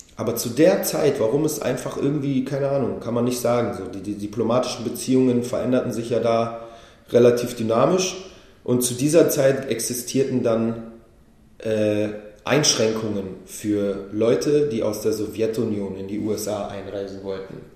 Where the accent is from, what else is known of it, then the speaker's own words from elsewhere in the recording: Berlin, Germany; also born or lived in Israel; Weil Berliner das kann ich sagen, das bin ich